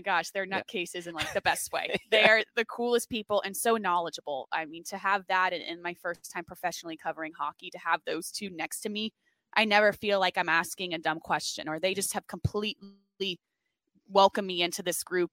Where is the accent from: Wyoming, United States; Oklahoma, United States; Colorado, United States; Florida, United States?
Florida, United States; Fort Lauderdale; moved away as an adult; now in Philadelphia, United States; I'm from South Florida, Fort Lauderdale, went to the University of Florida